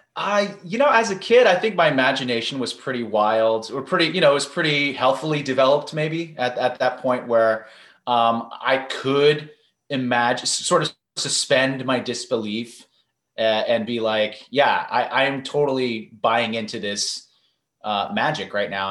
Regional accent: San Francisco, California, United States; I grew up in San Francisco, California

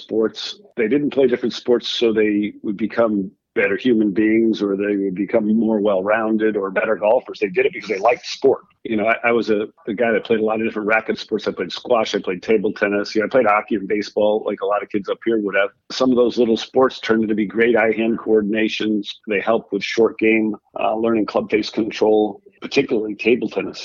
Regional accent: Rhode Island, United States; I grew up in Rhode Island, where I am now

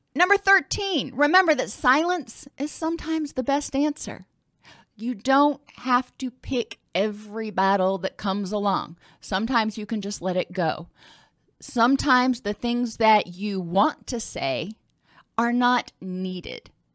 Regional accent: the South, United States; I'm from the South

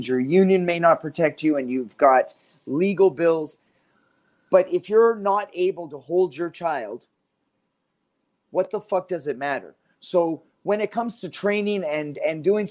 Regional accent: Canada; moved away; as a Canadian, I was born in Canada

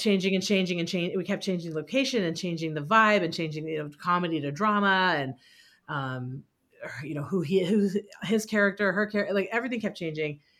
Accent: Walnut Creek, California, United States; I grew up in Walnut Creek

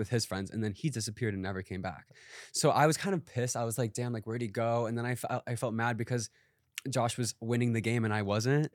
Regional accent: Wisconsin, United States; moved away as an adult; also born or lived in Madison, Wisconsin; now in Los Angeles, United States; growing up in Wisconsin

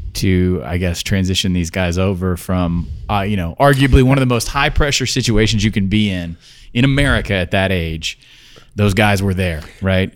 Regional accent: Georgia, United States; I'm from Georgia

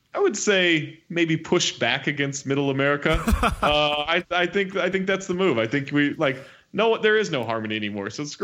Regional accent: Sacramento, California, United States; growing up in Sacramento

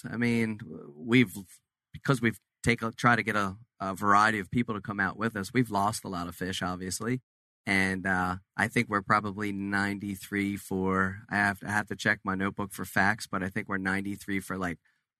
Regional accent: Cape May, New Jersey, United States; We're originally from Cape May, New Jersey, and so we fished all the big money tournaments and everything over the years. But when we moved to Florida

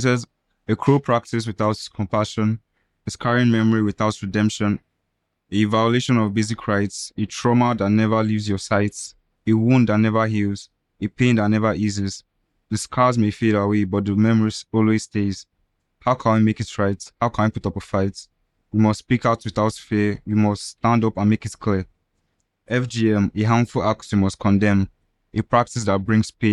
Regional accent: Abia, Nigeria; now in Lagos, Nigeria; I'm from Abia State.

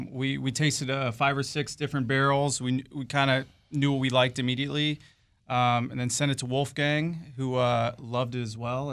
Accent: Central Virginia, United States; I grew up in Central Virginia, so I'm very close to the community.

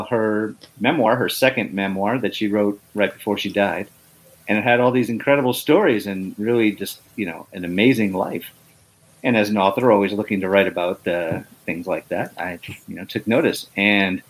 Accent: Northeast, United States; now in Atlanta, United States; I grew up in the Northeast

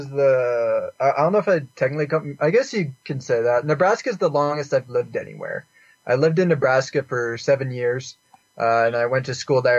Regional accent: Canada; also born or lived in Houston, United States; I was born in Houston, but I lived in lots of places when I was younger. And then I lived in Canada during middle school and high school.

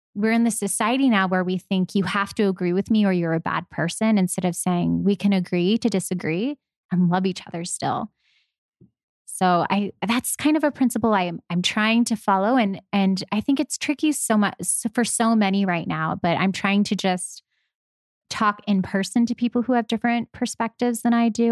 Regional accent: Los Angeles, California, United States; I'm from Los Angeles

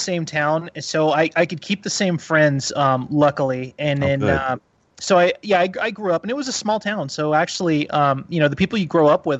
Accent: California, United States; I grew up in Humboldt County, which is in Northern California, and I had what a lot of people would consider a tumultuous childhood.

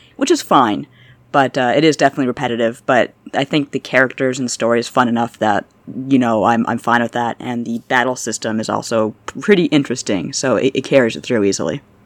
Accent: Toronto, Ontario, Canada; I'm from Toronto

